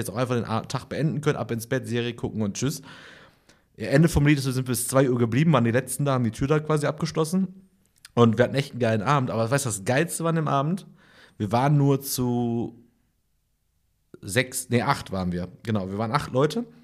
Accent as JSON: {"language": "German", "country": "Germany", "said": "Nee, ich, man ist einfach ab und zu als Deutscher einfach gar nicht bedient worden, während ich einfach."}